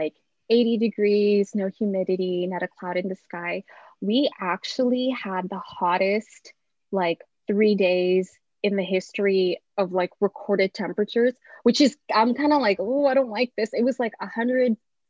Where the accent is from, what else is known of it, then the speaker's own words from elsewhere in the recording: Seattle, Washington, United States; also born or lived in Philippines / California; I grew up in the greater Seattle area.